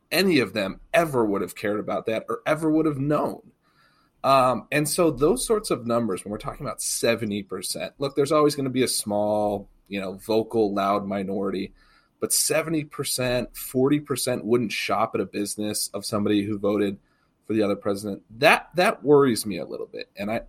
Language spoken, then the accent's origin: English; Massachusetts, United States; moved away as an adult; I did. I grew up in Massachusetts, but Kentucky has been my home really for my adult life. I graduated college and moved here and have been here. So it's really my second home.